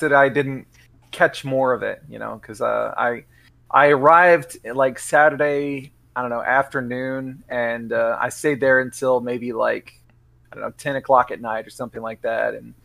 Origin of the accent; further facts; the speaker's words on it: Texas, United States; I'm a Texan.